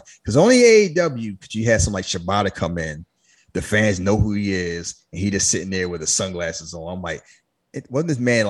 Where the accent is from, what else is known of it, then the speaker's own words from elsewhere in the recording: Canada; I don't know what you're talking about. I'm Canadian.